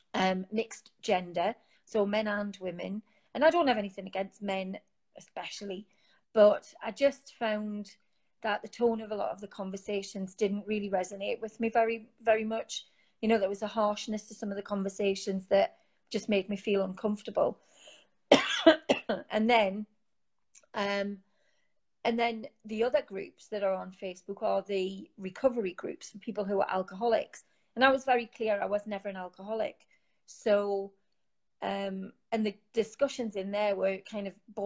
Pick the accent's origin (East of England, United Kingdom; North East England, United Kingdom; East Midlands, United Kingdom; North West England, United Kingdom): North East England, United Kingdom; Newcastle upon Tyne; as you can tell from my accent, I'm from Newcastle